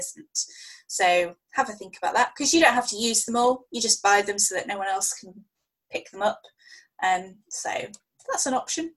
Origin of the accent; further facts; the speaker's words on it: United Kingdom; we both make a big thing about being British